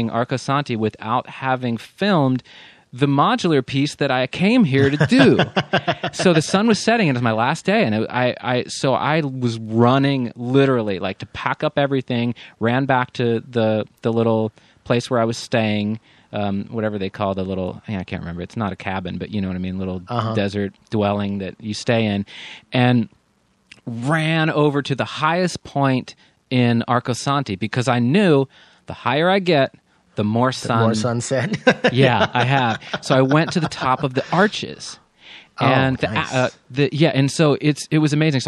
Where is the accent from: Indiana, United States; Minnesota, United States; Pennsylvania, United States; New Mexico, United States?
Pennsylvania, United States; moved away as an adult; also born or lived in Maryland / New York; I grew up in the East Coast in Pennsylvania